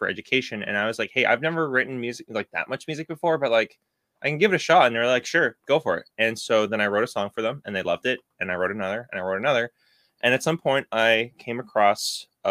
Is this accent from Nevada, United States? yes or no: no; Boston, Massachusetts, United States; I'm from Boston